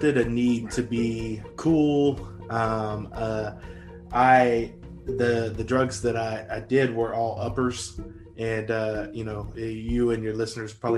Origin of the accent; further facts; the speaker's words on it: Northeast Louisiana, United States; also born or lived in Arkansas; I am from Louisiana, Northeast Louisiana.